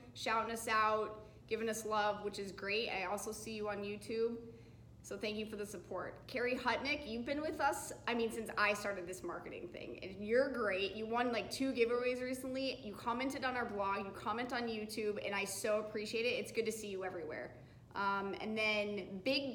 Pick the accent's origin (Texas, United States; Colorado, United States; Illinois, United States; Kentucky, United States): Colorado, United States; now in Southern California, United States; I'm from Colorado, and it's sunny there like 300 days of the year.